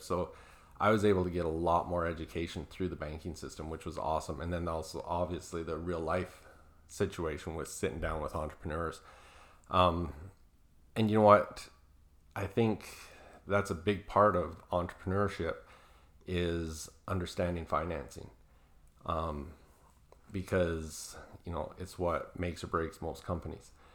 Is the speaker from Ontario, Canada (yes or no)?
no; Southern Alberta, Canada; I'm originally from Canada, Southern Alberta